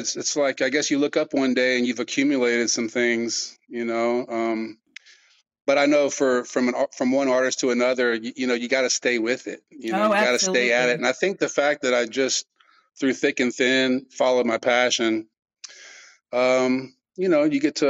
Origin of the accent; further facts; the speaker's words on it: Austin, Texas, United States; I grew up in Austin in the 70s